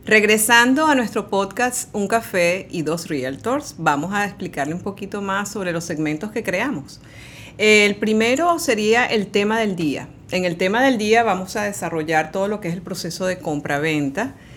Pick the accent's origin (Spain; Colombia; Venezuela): Venezuela; Caracas, Capital District; moved away as an adult; now in Miami, United States; yo eh, viví y nací en Caracas, Venezuela.